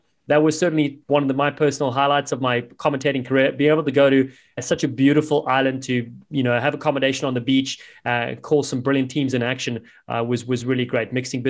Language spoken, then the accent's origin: English; Cape Town, Western Cape, South Africa; accent: South African; moved away; my hometown, Cape Town.